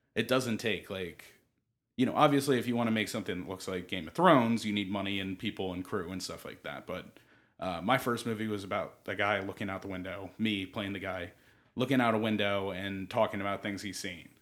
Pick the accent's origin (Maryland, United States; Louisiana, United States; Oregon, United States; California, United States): Maryland, United States; Baltimore; moved away as an adult; now in Los Angeles, United States; I grew up in Maryland where there's not really a huge film community